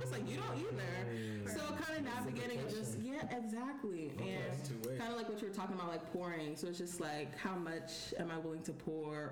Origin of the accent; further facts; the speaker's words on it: Maryland, United States; moved away as an adult; now in Georgia, United States; I'm from Maryland